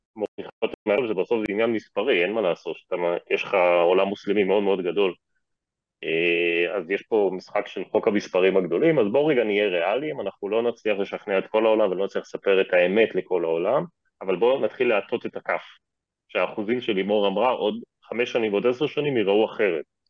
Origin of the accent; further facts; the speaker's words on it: Israel; אנחנו כישראלים